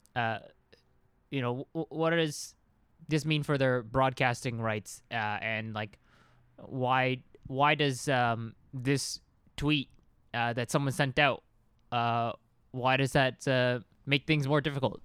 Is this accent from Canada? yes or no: yes; Canada; we're Canadian